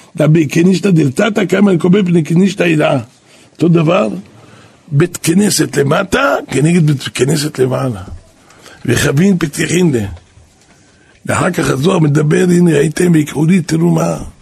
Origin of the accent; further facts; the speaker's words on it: Jerusalem, Jerusalem District, Israel; אני גדלתי פה בנהר שלום